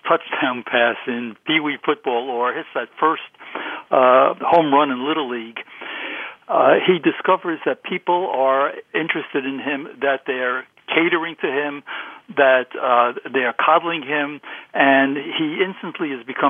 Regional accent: New York City, New York, United States; as I was a kid growing up in Brooklyn

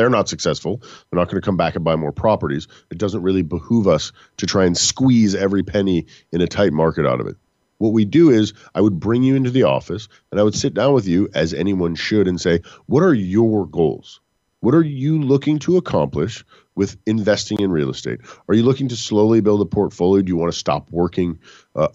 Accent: Texas, United States; I'm from Texas.

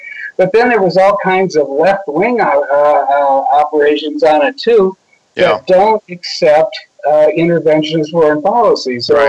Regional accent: Washington, District of Columbia, United States; When I was growing up in Washington, you know, I worked on Capitol Hill in the early 70s, and then I was a congressman in 76.

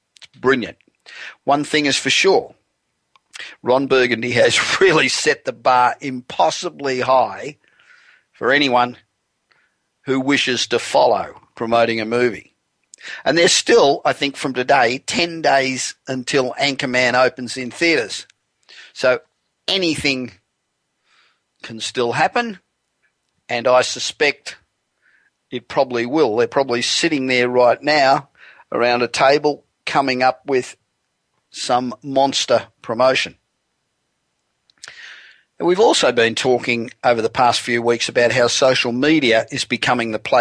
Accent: Australia; now in Los Angeles, United States; being Australian but not having been there for one hell of a long time

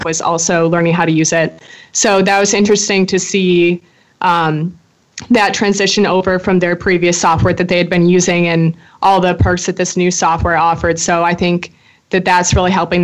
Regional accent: Chicago, Illinois, United States; moved away; I'm a senior from Chicago, Illinois

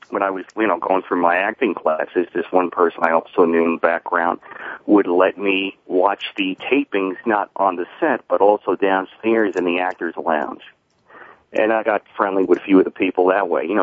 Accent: New York, United States; I started watching it when I was six years old with my mother back when we grew up in Long Island.

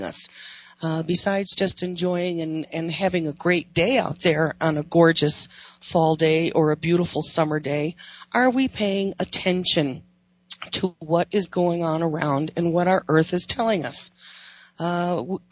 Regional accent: Wyoming, United States; or cricklets is what I grew up calling them in Wyoming

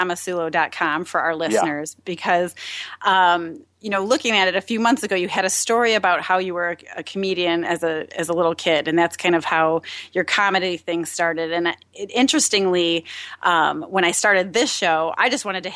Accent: Chicago, Illinois, United States; I am from Chicago. I'm a Chicago girl

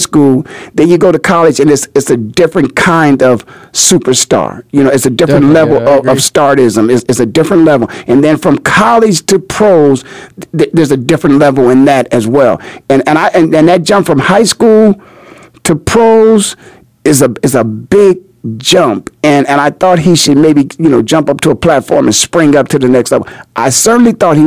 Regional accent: Canton, Ohio, United States; moved away; also born or lived in Philadelphia, Pennsylvania; I am from Canton, Ohio. My home is the Hall of Fame city

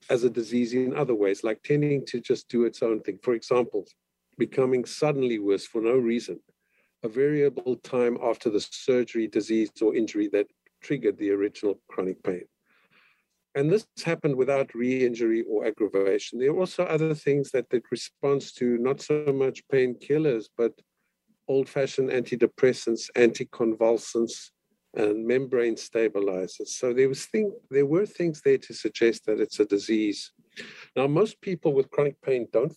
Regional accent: Cape Town, Western Cape, South Africa; moved away as an adult; now in Canada; I'm from Cape Town, South Africa, and I went to school there and went to the University of Cape Town

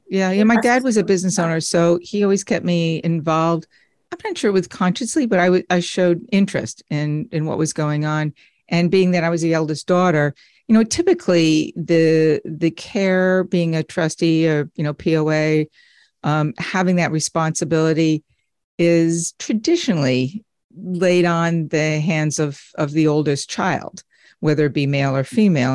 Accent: United States; moved away as an adult; also born or lived in Redding, Connecticut; now in Florida, United States; We're from the New York tri-state area

